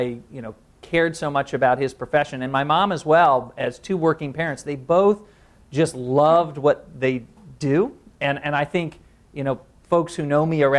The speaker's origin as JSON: {"language": "English", "region": "Indiana", "country": "United States", "tie": "born or raised there", "moved": "yes", "lives_now": "San Francisco, United States", "said": "I was raised in Indiana, so I'm one of the few Hoosiers around here"}